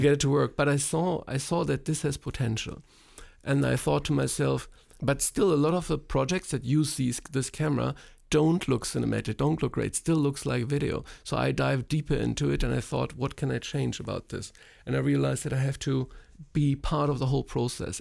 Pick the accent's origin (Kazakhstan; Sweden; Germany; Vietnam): Germany; East Germany; moved away; also born or lived in Poland; I grew up in East Germany